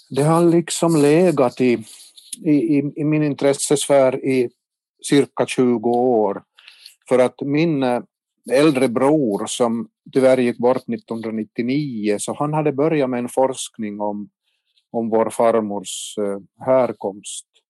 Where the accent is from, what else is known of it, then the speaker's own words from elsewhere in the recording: Kortjärvi, Ostrobothnia, Finland; now in Vaasa, Finland; min hemby Kortjärvi i Tärjärs socken